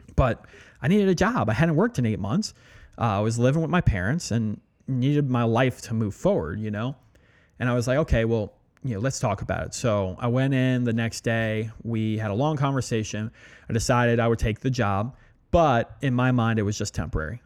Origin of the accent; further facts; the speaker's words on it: Allentown, Pennsylvania, United States; moved away as an adult; also born or lived in New York / Louisiana; I grew up right outside of Allentown, and that's where I spent all my formative years